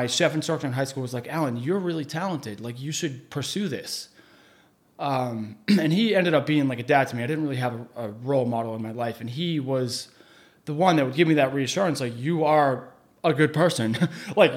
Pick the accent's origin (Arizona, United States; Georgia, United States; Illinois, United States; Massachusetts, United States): Massachusetts, United States; Chelmsford; also born or lived in Boston; I was from Chelmsford. I was living in Chelmsford that whole time